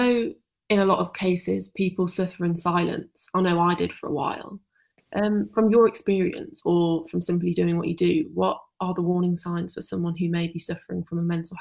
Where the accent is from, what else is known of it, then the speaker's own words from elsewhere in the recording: Yorkshire and the Humber, United Kingdom; accent: Yorkshire; my Yorkshire accent